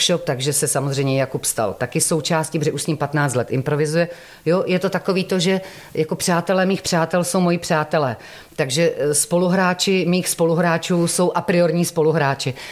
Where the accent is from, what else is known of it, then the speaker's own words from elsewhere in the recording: Šumperk, Olomouc Region, Czechia; Já jsem ze Severní Moravy, já jsem ze Šumperka, ale jak jsem různě žila po republice, tak já vždycky chytám a priori ten místní dialekt